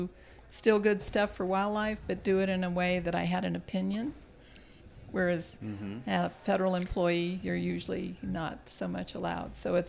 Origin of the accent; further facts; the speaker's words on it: Yuma, Arizona, United States; I'm from Yuma, Arizona